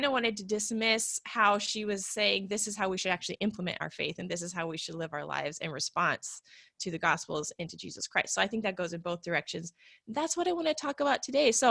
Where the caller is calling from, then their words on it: Portland, Oregon, United States; I'm coming from Portland, Oregon.